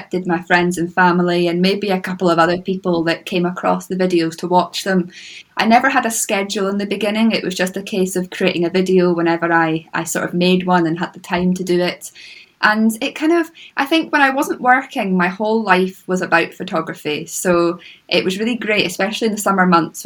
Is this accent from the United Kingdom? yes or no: yes; Moray coast, Scotland, United Kingdom; I grew up on the Moray coast